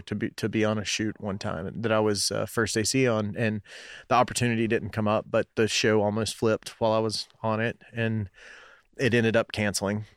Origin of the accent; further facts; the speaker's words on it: Knoxville, Tennessee, United States; growing up in West Knoxville